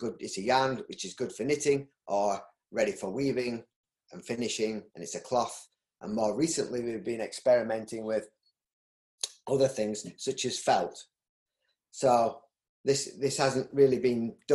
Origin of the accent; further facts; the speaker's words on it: Yorkshire and the Humber, United Kingdom; accent: Yorkshire; my Yorkshire accent